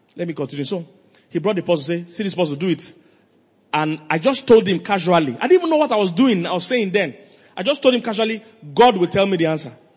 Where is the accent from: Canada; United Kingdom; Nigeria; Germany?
Nigeria; Lagos; moved away; also born or lived in Makurdi; I'm from Lagos